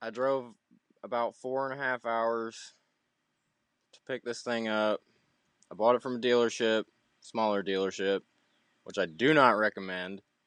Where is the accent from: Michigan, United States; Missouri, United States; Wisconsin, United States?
Missouri, United States; Southeast; I'm from Southeast Missouri, so there's a lot of farmland, a lot of guys with diesels